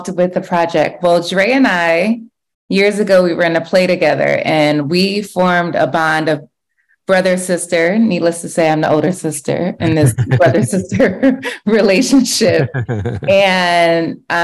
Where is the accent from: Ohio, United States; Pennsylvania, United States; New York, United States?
Ohio, United States; Cleveland; moved away; I'm a Cleveland girl